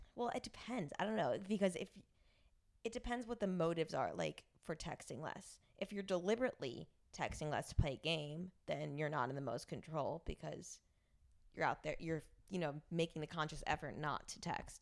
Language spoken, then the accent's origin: English; Rumson, New Jersey, United States; now in New York, United States; me living in a suburb in Jer-, New Jersey